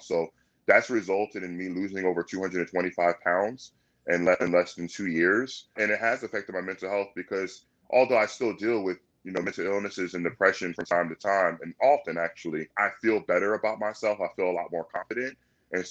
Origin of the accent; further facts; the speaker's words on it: Virginia Beach, Virginia, United States; I'm born and raised in Virginia Beach